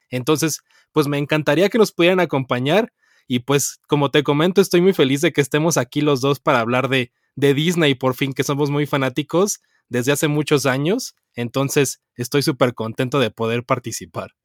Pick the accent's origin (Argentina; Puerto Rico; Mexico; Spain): Mexico; Y yo de México